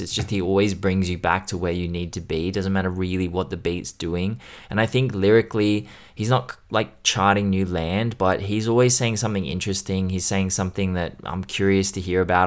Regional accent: Australia; being Australian.

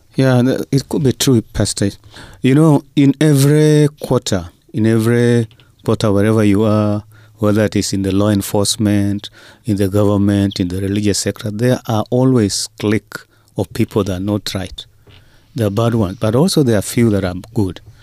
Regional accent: Kenya; as Kenyan pastors

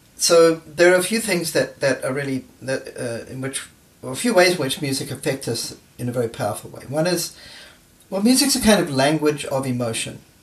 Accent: New Zealand; moved away; I grew up in New Zealand.

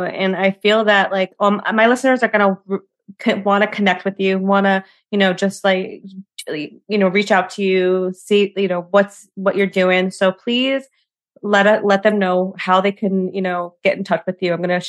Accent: New York, United States; I'm a New Yorker.

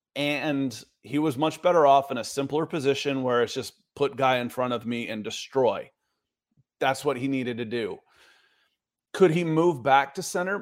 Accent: Atlanta, Georgia, United States; I grew up in Atlanta and was a child of the, the eighties.

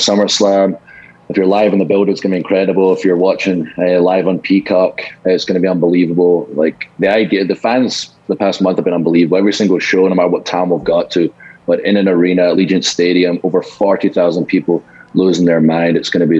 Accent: Scotland, United Kingdom; accent: Scottish; Americans are telling me they're Scottish when they hear my accent. I'm Scottish.

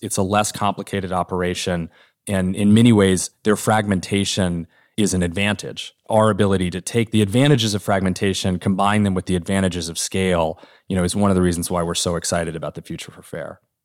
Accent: Norman, Oklahoma, United States; moved away; this small downtown in my hometown of Norman, Oklahoma, that when I was growing up was, like, pretty dead

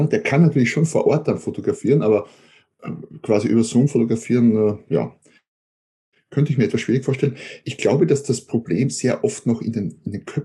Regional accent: Austria; Ja, hallo, äh … ich bin Österreicher, wie man vermutlich hört, wohne ein Stück südlich von Wien

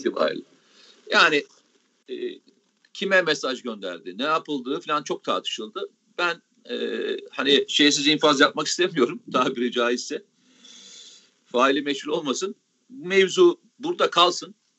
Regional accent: Samsun, Turkey; kendi memleketimden

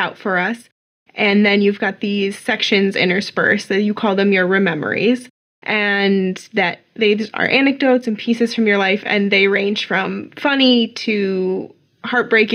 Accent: Midwest, United States; I'm also from the Midwest

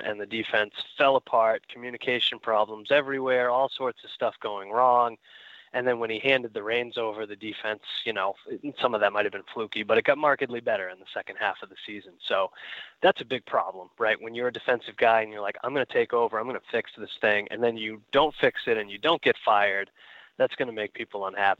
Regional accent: New England, United States; growing up in New England, of all places

